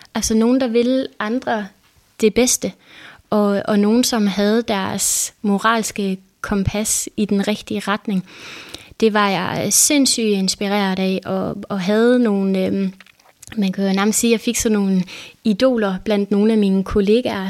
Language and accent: Danish; Denmark; jeg var fra Danmark